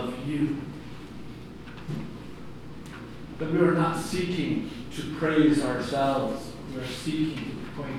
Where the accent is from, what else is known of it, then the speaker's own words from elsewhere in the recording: Philadelphia, Pennsylvania, United States; growing up in Philadelphia and going through the streets of North Philly